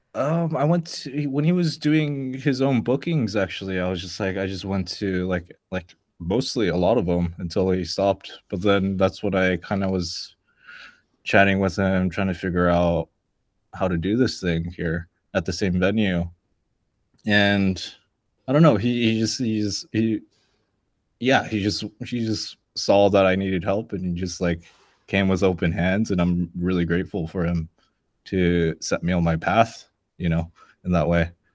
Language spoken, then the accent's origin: English; Los Angeles, California, United States; I'm from born and raised in LA, and I have to say LA because I mean that's the nearest bigger city. I'm actually from like the suburbs